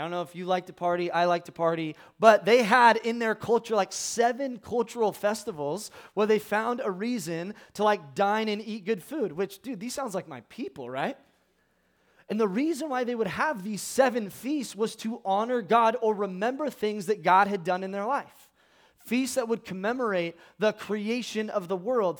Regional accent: California, United States; I am from California

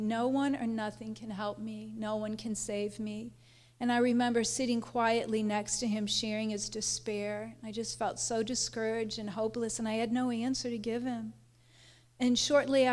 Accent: St. Louis, Missouri, United States; I was born in St. Louis.

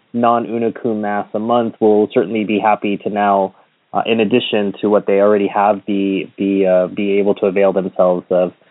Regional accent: United States; now in Paris, France; as an American living in Europe

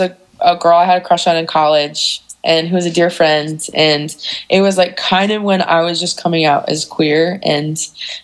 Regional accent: Geneva, Illinois, United States; I grew up in Geneva

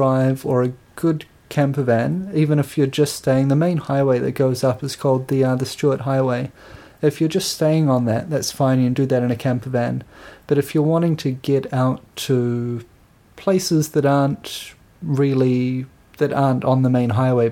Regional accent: New Zealand; I'm from New Zealand where there are no dangerous or poisonous insects or reptiles

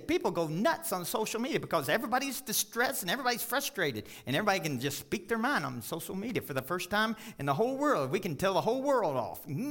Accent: Kentucky, United States; now in Colorado, United States; I grew up in Kentucky.

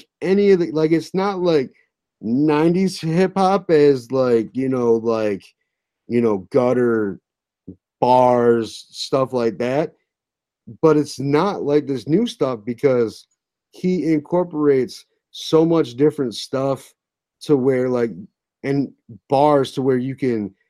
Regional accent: Midwest, United States; we're from the Midwest

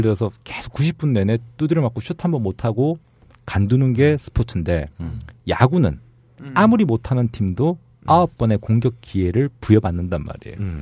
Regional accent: South Korea; 저도 한국 사람이다 보니

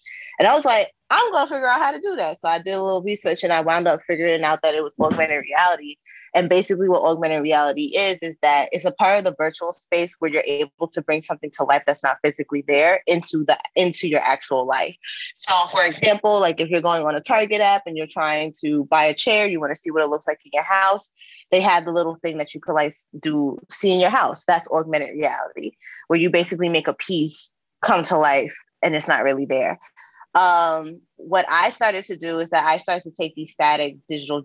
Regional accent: New York City, New York, United States; moved away as an adult; now in California, United States; me growing up in New York. I'm originally from Queens.

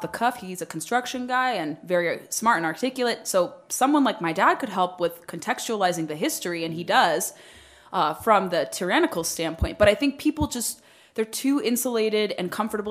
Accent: United States; I was born in the United States

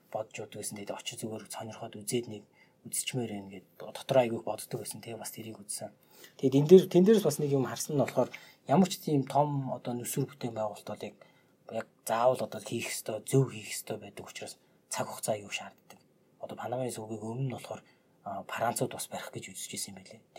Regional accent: Mongolia; би Монголоос ирсэн

